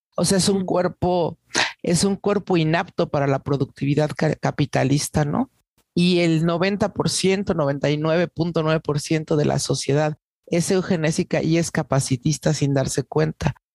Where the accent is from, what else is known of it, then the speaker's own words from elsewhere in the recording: Salina Cruz, Oaxaca, Mexico; now in Mexico City, Mexico; Soy de Oaxaca, eh, de una familia desplazada, como muchas familias eh, oaxaqueñas, ¿no? Eh, vivo en la Ciudad de México desde hace muchísimos años, décadas ya